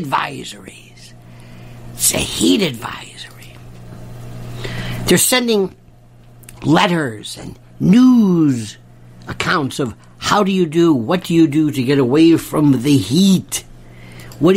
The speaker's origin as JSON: {"language": "English", "region": "Florida", "country": "United States", "moved": "yes", "said": "I'm from Florida."}